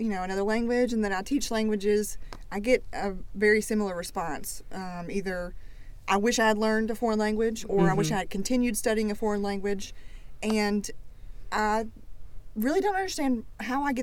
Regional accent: Tennessee, United States; also born or lived in Florence, Alabama; now in Tuscaloosa, United States; I'm originally from Tennessee, but I lived in Florence for a long time

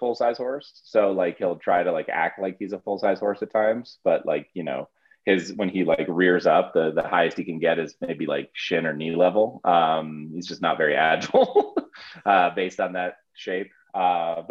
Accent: South Florida, United States; moved away as an adult; now in Steamboat Springs, United States; I'm actually from South Florida, really just kind of the epitome of like, you know, suburbia in a sense

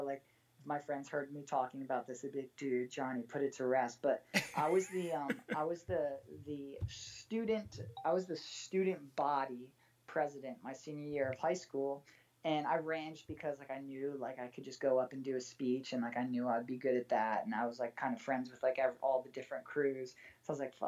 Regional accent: Connecticut, United States; moved away as an adult; now in Los Angeles, United States; I grew up in like the most like northeastern preppy white fenced country club Connecticut town you can imagine

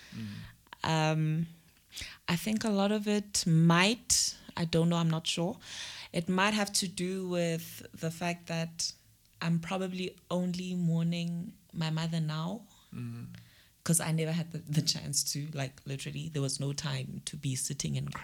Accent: Hammersdale, KwaZulu-Natal, South Africa; also born or lived in Pietermaritzburg; Home is, I grew up in Hammersdale

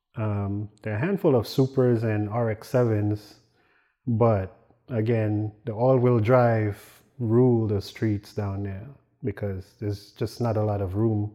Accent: Dominica; Well, I'm from Dominica, smack dab in the middle of the Caribbean. Everybody think it's the Dominican Republic, but in my country, we don't speak Spanish.

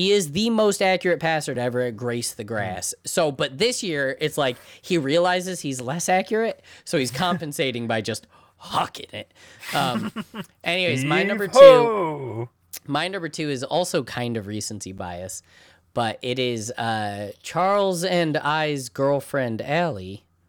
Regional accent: United Kingdom; Like, I'm British. Never heard of him.

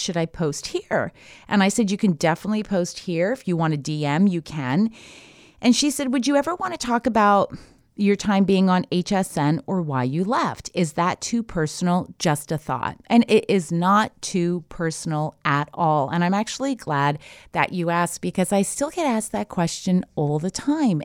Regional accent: Canada; moved away as an adult; now in United States; I'm Canadian born, so I went to university

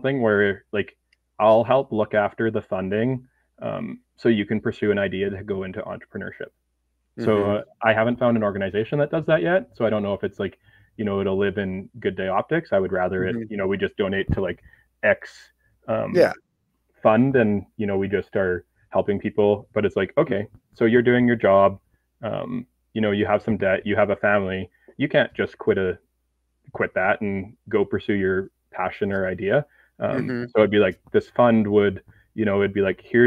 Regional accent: Canada; now in Edmonton, Canada; as a Canadian

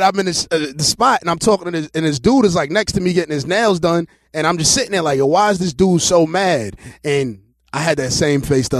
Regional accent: East Coast, United States; I'm from that era. Like, I'm from the East Coast

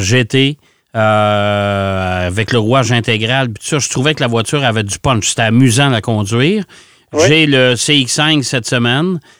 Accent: Quebec, Canada

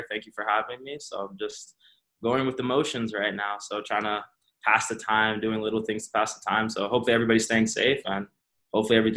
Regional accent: Florida, United States; also born or lived in Georgia / California / Jamaica; I was born in Georgia, moved to California, and spent few years there, spent a few years in Jamaica, but we made our way to South Florida, and that's when I really like established myself.

